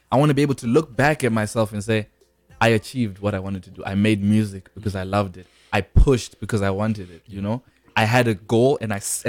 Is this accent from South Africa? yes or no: yes; South Africa; also born or lived in Zimbabwe; You're born in Zimbabwe, lived in South Africa, you know.